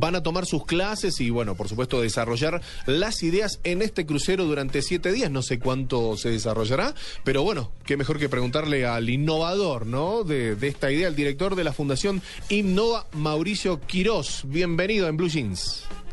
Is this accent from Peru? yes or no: no; Argentina; now in Colombia; soy argentino